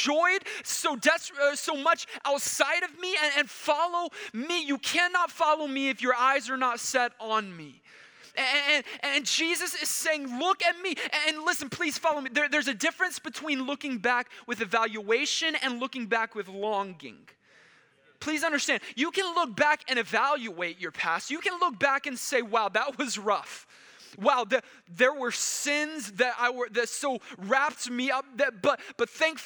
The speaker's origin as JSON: {"language": "English", "region": "Texas", "country": "United States", "tie": "born or raised there", "moved": "yes", "said": "I grew up in Texas, so I was captivated by Texas history"}